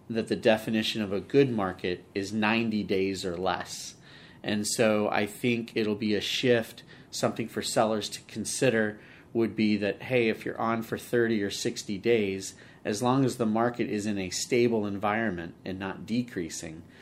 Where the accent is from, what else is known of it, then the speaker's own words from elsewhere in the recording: Redwood City, California, United States; Uh, Redwood City. So Redwood born City.